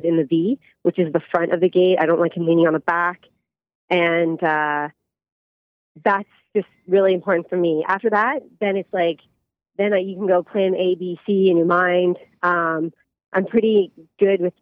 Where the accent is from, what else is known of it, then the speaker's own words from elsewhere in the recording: Canada; moved away as an adult; now in United States; I'm very proud to be Canadian and also American, both.